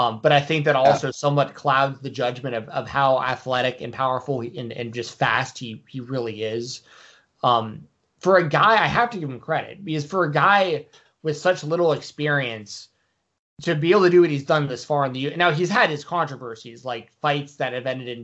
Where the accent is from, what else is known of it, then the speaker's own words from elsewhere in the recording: Georgia, United States; I'm from Georgia